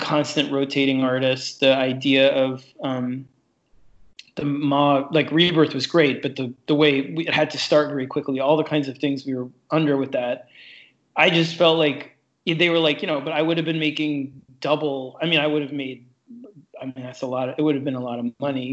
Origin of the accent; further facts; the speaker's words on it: New York City, New York, United States; I grew up in New York City, down on 26th Street and 3rd Avenue